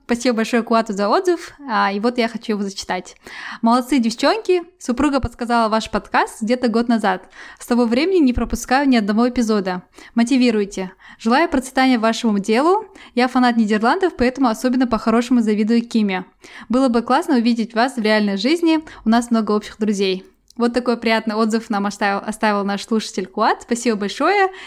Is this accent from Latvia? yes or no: no; Kazakhstan; moved away as an adult; now in England, United Kingdom; я из Казахстана, и я переехала в Англию.